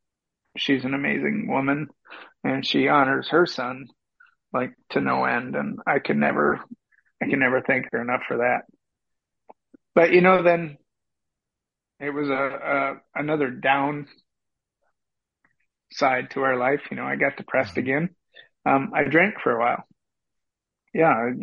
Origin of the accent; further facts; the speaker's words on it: Wisconsin, United States; now in Luxemburg, Wisconsin, United States; where we moved in Wisconsin isn't, I didn't move back to my hometown